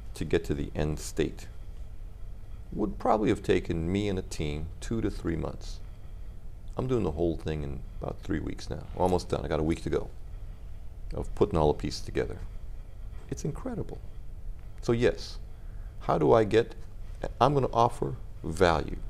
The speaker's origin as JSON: {"language": "English", "country": "U.S. Virgin Islands", "tie": "born or raised there", "said": "Oh, I grew up in the Virgin Islands, and everywhere I went, someone was speaking a different language."}